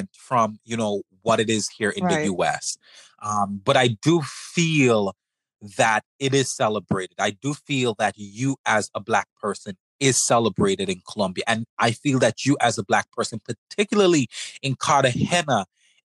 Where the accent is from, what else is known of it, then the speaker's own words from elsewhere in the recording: St. Vincent & Grenadines; I'm from the Caribbean. I'm from St. Vincent